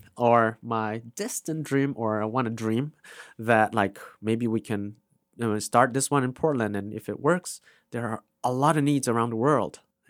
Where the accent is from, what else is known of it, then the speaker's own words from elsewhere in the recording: India; first language Vaipei; English is a second language; It's Vaipei. That's my mother tongue.